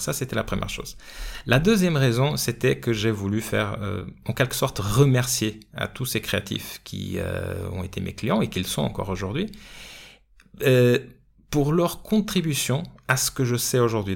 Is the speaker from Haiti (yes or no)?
no; Portugal; now in France; mon pays d'origine, le Portugal